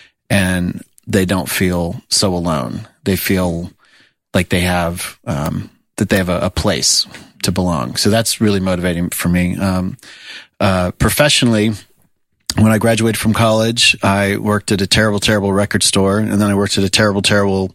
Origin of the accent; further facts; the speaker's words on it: South Florida, United States; moved away as an adult; now in Nashville, United States; I grew up in South Florida